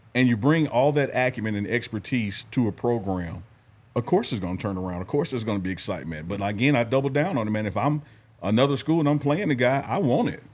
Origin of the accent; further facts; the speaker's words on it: Mississippi, United States; I'm from Mississippi